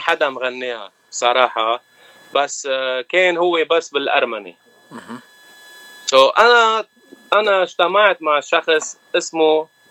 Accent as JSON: {"language": "Arabic", "country": "Lebanon", "moved": "as an adult", "lives_now": "Los Angeles, United States", "said": "انا من لبنان لبناني ارمني"}